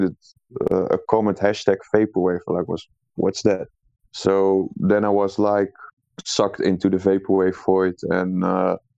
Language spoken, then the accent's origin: English; Netherlands; I'm not actually from Amsterdam, but from a small town that's 2 hours away from Amsterdam